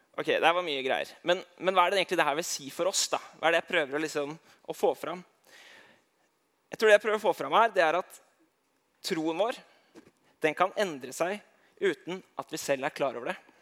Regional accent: Eidsvoll, Akershus, Norway; jeg kommer fra Eidsvoll

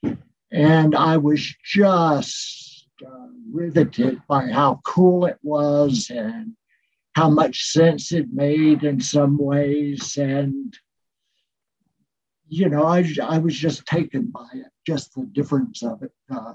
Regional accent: Eastern North Carolina, United States; moved away as an adult; I grew up in Eastern North Carolina in a rural area

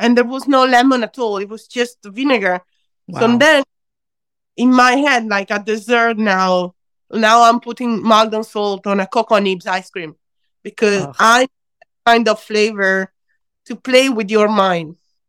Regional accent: Veneto, Italy; now in London, United Kingdom; I'm Italian from Veneto region

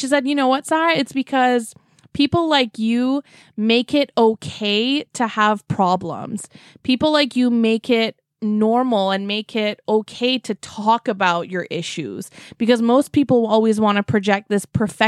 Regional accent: Vancouver, British Columbia, Canada; now in Toronto, Canada; I grew up in Vancouver too

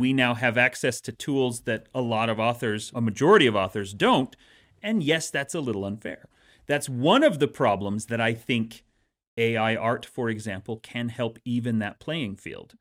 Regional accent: Utah, United States; growing up in Utah

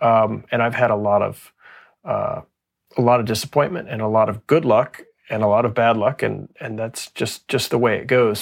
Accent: Texas, United States; moved away as an adult; also born or lived in Fort Worth; now in Pittsburgh, United States; I grew up in Texas

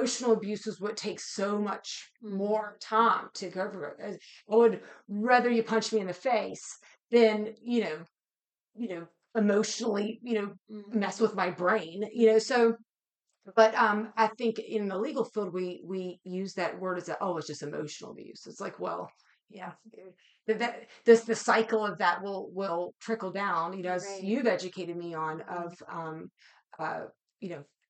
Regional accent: West Virginia, United States; I'm from West Virginia

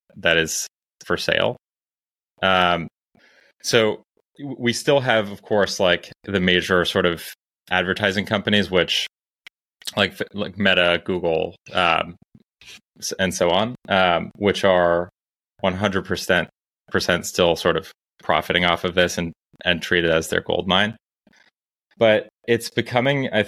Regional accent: Toronto, Ontario, Canada; moved away as an adult; also born or lived in Cambridge, Massachusetts / Silicon Valley; now in Santa Barbara, United States; I born and raised in Toronto, Canada

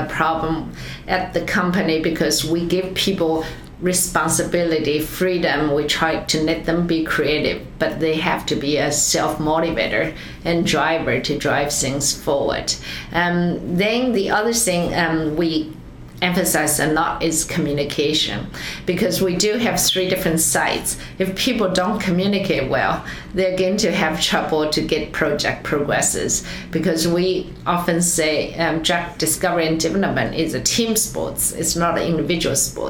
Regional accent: China; moved away as an adult; also born or lived in Switzerland; now in United States; growing up in China, after college, come to US, now close to 30 years

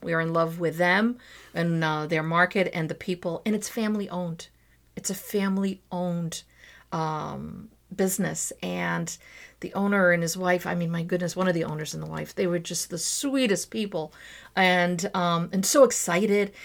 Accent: Azores, Portugal; moved away; also born or lived in Trás-os-Montes / Santa Maria / São Miguel; I would always put in a Zorian twist to everything because I'm from the Azores

